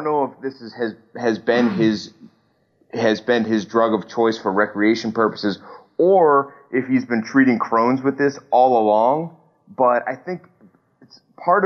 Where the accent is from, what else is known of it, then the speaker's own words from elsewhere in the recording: Erie, Pennsylvania, United States; now in Chicago, United States; I live in Chicago. I'm from Erie, PA.